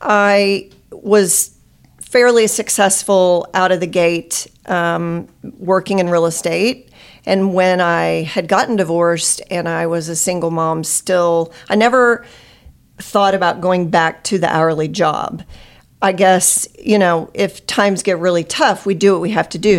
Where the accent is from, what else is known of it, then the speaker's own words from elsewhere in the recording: Nixa, Missouri, United States; I grew up in Nixa, uh, went to high school there and lived there most of my life